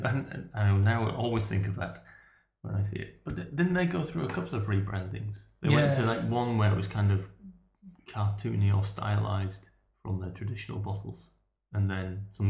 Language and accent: English; just outside of York, Yorkshire and the Humber, United Kingdom; moved away; I grew up just outside of York